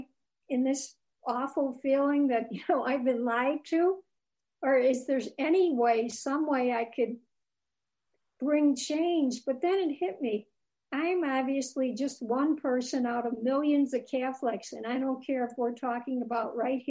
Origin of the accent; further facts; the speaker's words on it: Ireland; Being Irish